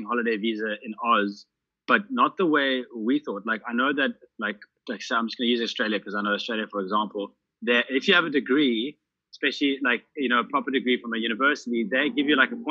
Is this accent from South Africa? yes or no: yes; South Africa; moved away as an adult; I'm South African